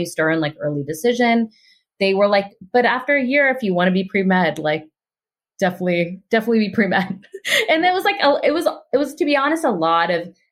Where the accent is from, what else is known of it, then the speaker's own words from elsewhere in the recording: Pittsburgh, Pennsylvania, United States; I grew up in Pittsburgh